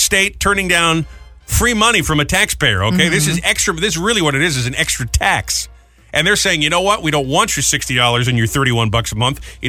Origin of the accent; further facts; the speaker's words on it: New England, United States; moved away; I grew up in New England.